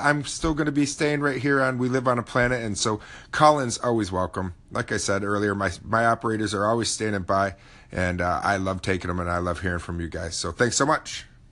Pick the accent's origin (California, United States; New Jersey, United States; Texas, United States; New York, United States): New York, United States; Oswego; Syracuse is about forty-five minutes away from my hometown.